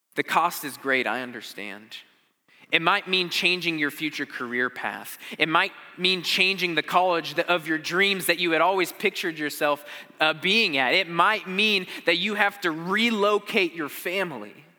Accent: Arizona, United States; I grew up in Arizona

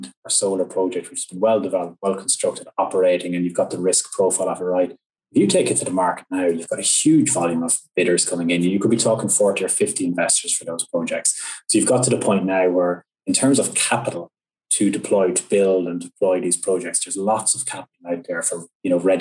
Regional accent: Ireland; my home country, Ireland

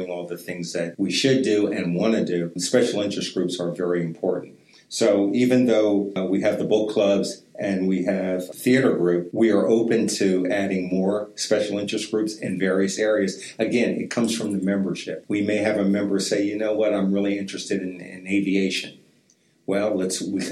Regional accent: East Coast, United States; moved away; I grew up on the East Coast

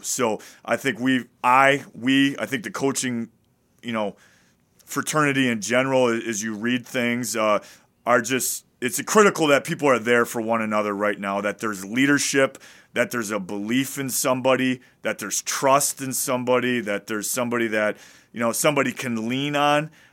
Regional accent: Wisconsin, United States; I'm from Wisconsin

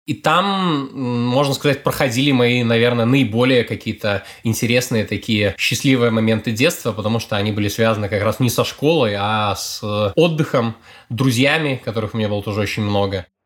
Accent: Brest, Brest Region, Belarus; Я родился в Бресте, в таком, наверное, одном из самых идеологически патриотических городов Беларуси, и воспитывался в том числе на вот этих идеях Э, подвига советского солдата, Брестской крепости.

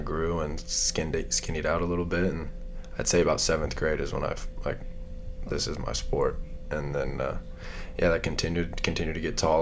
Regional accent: Lafayette, Indiana, United States; I was born here in Lafayette, a home hospital, which isn't here anymore.

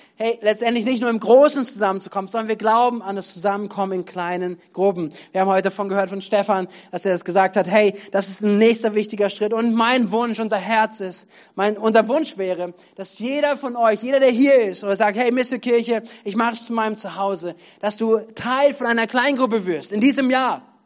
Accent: Germany; für uns als Deutsche, als Deutschland

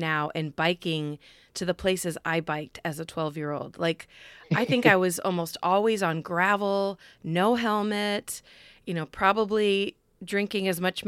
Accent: Midwest, United States; I'm a Midwesterner

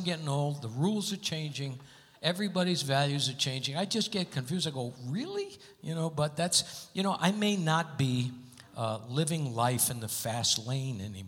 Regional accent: Hartford, Connecticut, United States; moved away; my hometown, Hartford, Connecticut

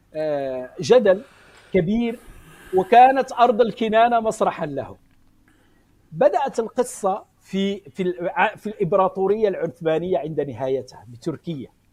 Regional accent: Morocco; also born or lived in Spain; انا من المغرب ولكني درست في اسبانيا مده

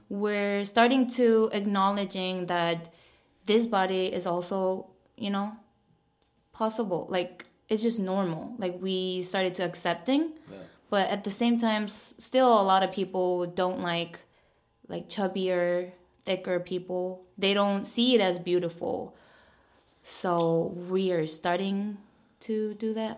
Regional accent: South Korea; now in Seoul, South Korea; I'm from like very countryside, so mm-hmm. like whenever I go back to my hometown

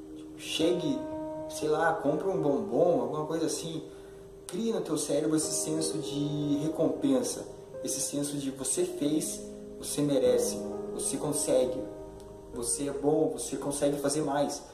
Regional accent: Curitiba, Paraná, Brazil; sou de Curitiba

